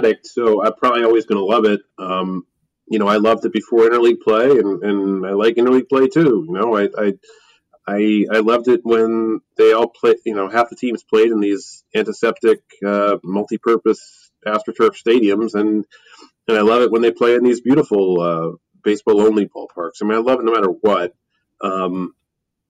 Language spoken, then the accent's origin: English; Philadelphia, Pennsylvania, United States; I have to summon my inner Philadelphian and just complain, because I love my hometown